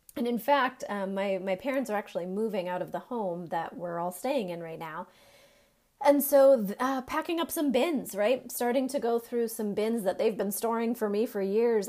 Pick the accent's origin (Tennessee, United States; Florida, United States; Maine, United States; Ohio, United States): Maine, United States; moved away as an adult; now in North Carolina, United States; I am from Maine